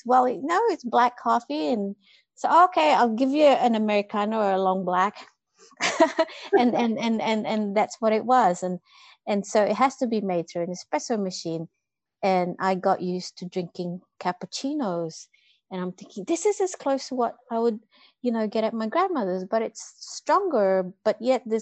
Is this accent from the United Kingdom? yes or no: no; Philippines; I grew up with coffee in the Philippines.